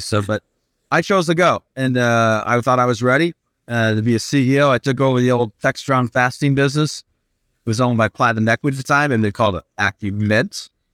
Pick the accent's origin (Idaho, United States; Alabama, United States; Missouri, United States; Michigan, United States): Michigan, United States; Flint; also born or lived in Purdue University, Indiana / Bloomfield Hills, Michigan; I grew up in Flint, Michigan, so I was thirteen and moved down to Bloomfield Hills, Michigan.